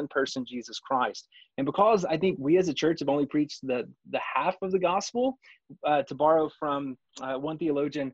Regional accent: Texas, United States; you and I come from Texas.

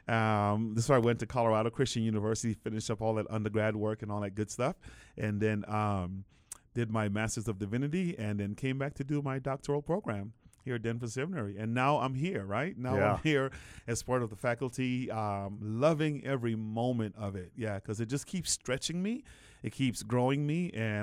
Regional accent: Guyana; now in United States; I was born in the Caribbean. That's where I was born and raised. My actual birthplace was Guyana, South America. And my parents were just migrants looking for a better life.

